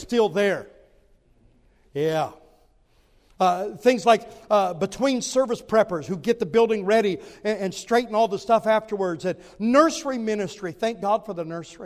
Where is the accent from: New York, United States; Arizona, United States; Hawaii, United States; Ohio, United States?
Ohio, United States; southwest; I grew up in Ohio, in southwest Ohio